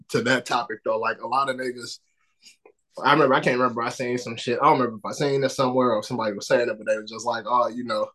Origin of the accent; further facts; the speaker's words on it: Chicago, Illinois, United States; I grew up on the south side of Chicago. There's certain places in my hometown I ain't gonna be at 1 a.m.